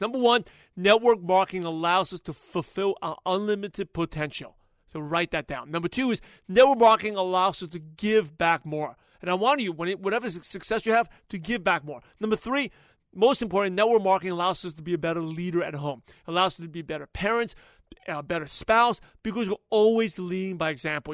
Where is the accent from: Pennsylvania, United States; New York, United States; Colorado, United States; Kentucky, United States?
New York, United States; New York City; I'm from Brooklyn, New York